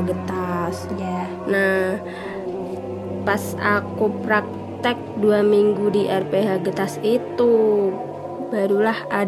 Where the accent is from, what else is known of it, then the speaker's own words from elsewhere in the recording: Pati, Central Java, Indonesia; Saya berasal dari Pati